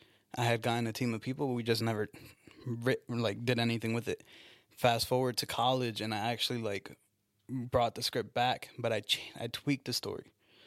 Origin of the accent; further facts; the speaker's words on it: Newburgh, New York, United States; From Newburgh.